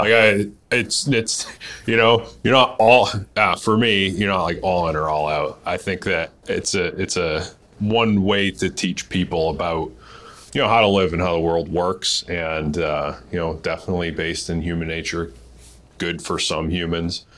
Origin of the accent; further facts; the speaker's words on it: Massachusetts, United States; I'm from Massachusetts. Uh, a lot of us grew up Catholic